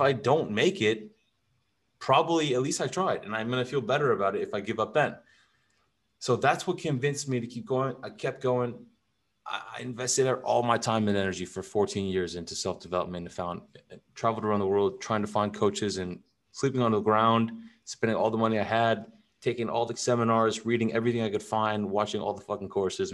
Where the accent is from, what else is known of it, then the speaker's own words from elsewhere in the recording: California, United States; moved away as an adult; also born or lived in Europe; now in Texas, United States; I grew up in California